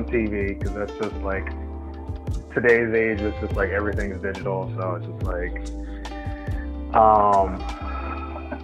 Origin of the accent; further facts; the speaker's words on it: California, United States; as a Californian